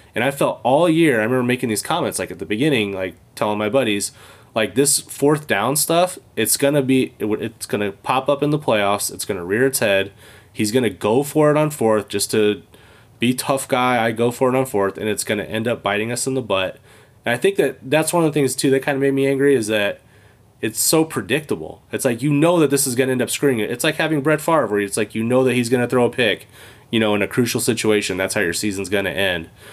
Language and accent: English; California, United States; moved away as an adult; now in Michigan, United States; I grew up in California